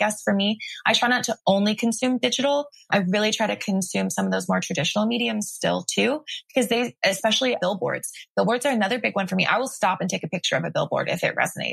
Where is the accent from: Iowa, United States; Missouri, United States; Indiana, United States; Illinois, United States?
Indiana, United States; Greenwood; moved away as an adult; also born or lived in Tulsa, Oklahoma; now in California, United States; I'm from Greenwood, so shout out Greenwood.